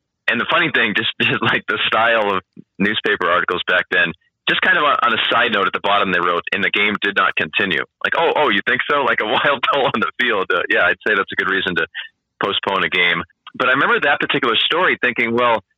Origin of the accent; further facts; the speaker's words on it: Massachusetts, United States; I grew up in Massachusetts